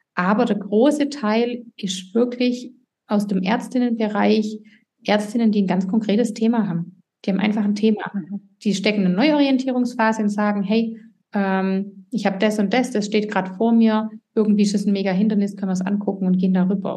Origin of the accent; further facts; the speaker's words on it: Swabia, Germany; accent: Swabian; ich komme aus dem Schwabenland, wie man hört